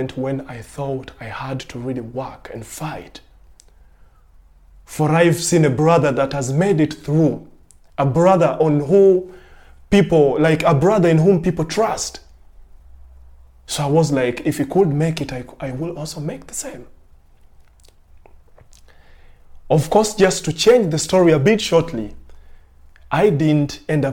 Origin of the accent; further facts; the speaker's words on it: Uganda; now in Germany; ich komme aus Uganda.